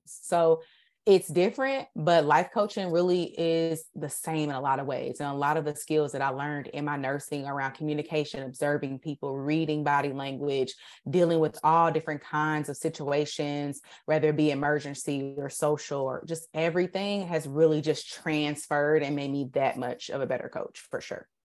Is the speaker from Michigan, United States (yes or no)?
no; Indianapolis, Indiana, United States; I went to Warren